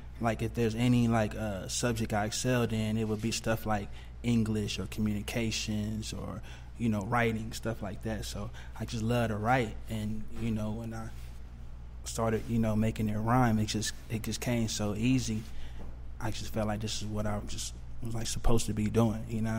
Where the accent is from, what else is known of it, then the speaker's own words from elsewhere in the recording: Texas, United States; me being from Texas